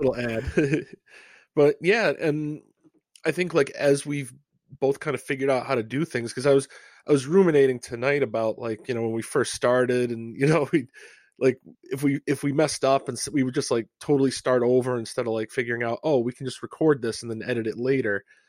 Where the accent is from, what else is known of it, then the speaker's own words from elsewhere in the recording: Rhode Island, United States; I'm from Rhode Island.